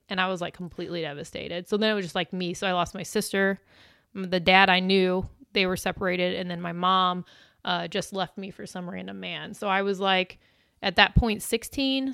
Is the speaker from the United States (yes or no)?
yes; Illinois, United States; now in Missouri, United States; I am originally from Illinois